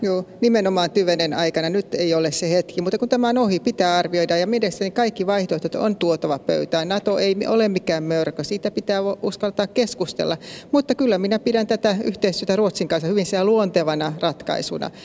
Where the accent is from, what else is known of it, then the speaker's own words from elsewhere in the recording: Pirkanmaa, Finland; Minä tulen itse Pirkanmaalta